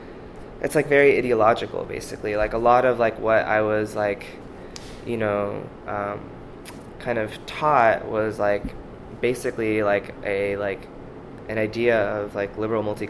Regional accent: Seattle, Washington, United States; moved away as an adult; now in New York, United States; I grew up in the in the Seattle area.

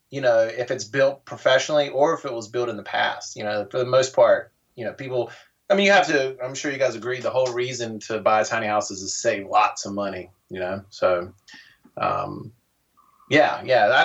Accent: North Carolina, United States; also born or lived in Denver; I am from, I've lived all over, but I'm originally from North Carolina.

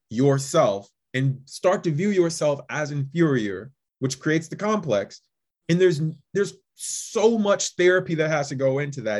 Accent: Midwest, United States; my thought is they were both indirectly affected in my mind, especially growing up in the Midwest, with immigrant inferiority complex.

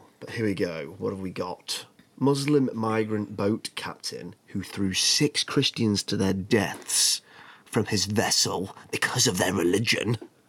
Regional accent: the north of England, United Kingdom; accent: northern

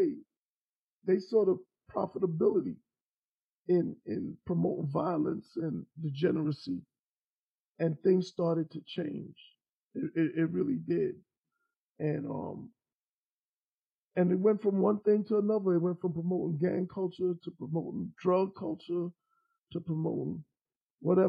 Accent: New York, United States; I'm from New York

